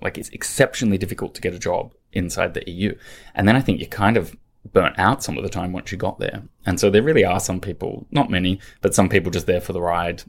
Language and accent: English; Australia; moved away as an adult; also born or lived in London; now in Brussels, Belgium; I grew up in Australia, studied in Australia